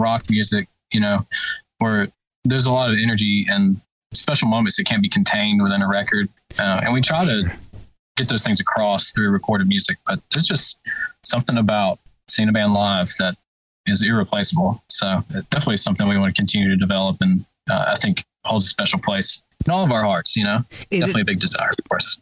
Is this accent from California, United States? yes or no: no; Birmingham, Alabama, United States; I'm from Birmingham